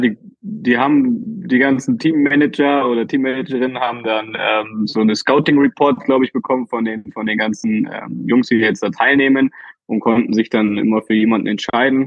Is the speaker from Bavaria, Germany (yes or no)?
no; Berlin, Germany; ich als äh, Berliner Junge